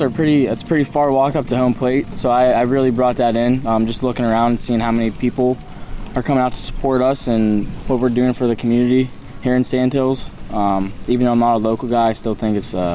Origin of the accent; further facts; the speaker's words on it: Pittsburgh, Pennsylvania, United States; I'm from Pittsburgh, Pennsylvania.